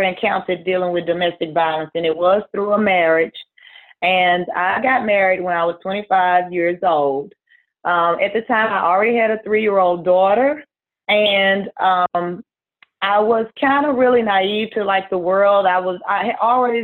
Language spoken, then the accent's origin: English; Mississippi, United States; I'm originally from Mississippi. I currently still reside here in Mississippi.